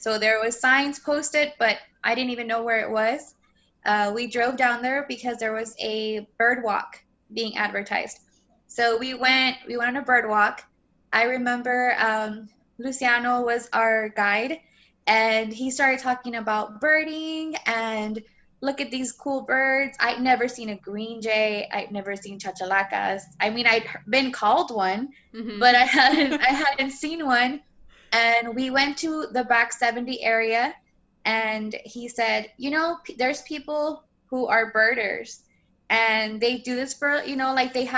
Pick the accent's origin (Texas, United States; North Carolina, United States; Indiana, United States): Texas, United States; Rio Grande Valley, South; I am from the Rio Grande Valley. That means I'm South Texas